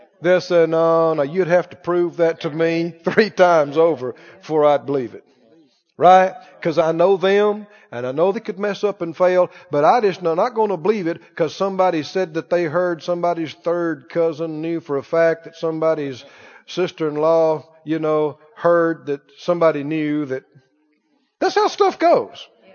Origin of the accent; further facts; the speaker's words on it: the South, United States; I'm from the South